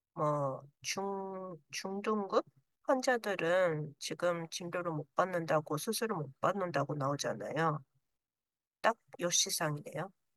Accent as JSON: {"language": "Japanese", "country": "Japan", "tie": "born or raised there", "also_born_or_lived": "South Korea", "said": "日本育ち"}